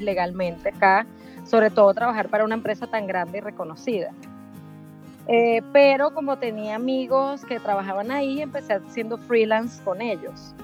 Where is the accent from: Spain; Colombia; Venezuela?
Venezuela; moved away as an adult; also born or lived in Buenos Aires, Argentina; now in Miami, United States; soy venezolana, vivo en Miami desde hace 15 años